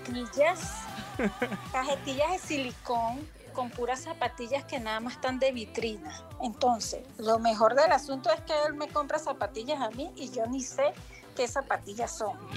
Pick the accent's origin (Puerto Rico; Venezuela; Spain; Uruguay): Venezuela; now in Panama; Hablo desde Panamá, soy de Venezuela